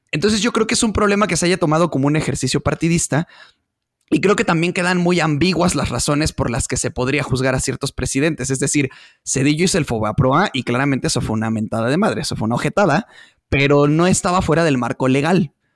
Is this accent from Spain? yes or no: no; Mexico; como pueblo mexicano